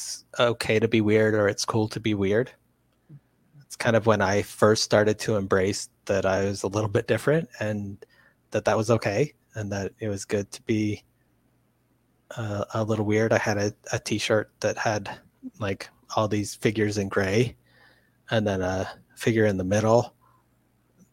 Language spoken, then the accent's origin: English; Louisiana, United States; moved away; also born or lived in New England; I grew up in Louisiana, and so I've had lots of interesting food combos that people in the West don't necessarily get